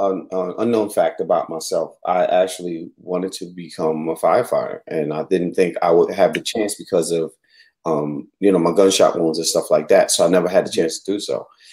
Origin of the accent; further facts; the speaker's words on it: New York City, New York, United States; moved away; Because I can tell you're not from the South. And I said, from New York City.